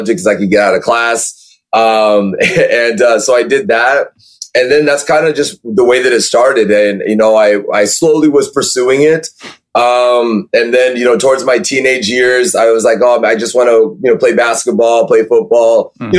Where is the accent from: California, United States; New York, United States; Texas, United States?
California, United States; born or raised there